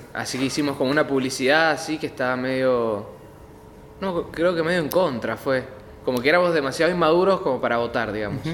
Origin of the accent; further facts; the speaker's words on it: Godoy Cruz, Mendoza, Argentina; Nací en Godoy Cruz, hospital español